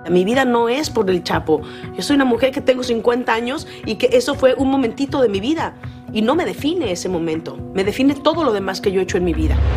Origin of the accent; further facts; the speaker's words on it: Mexico; moved away; ese es mi hogar, es mi, es mi país, es de donde soy